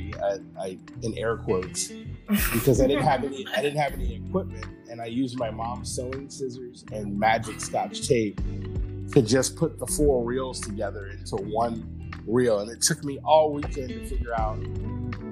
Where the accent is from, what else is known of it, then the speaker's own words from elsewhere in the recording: Columbus, Ohio, United States; I grew up in Columbus, Ohio